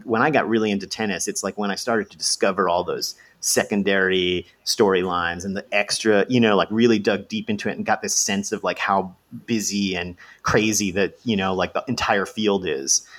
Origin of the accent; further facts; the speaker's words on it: United States; I'm an American and I'm in America right now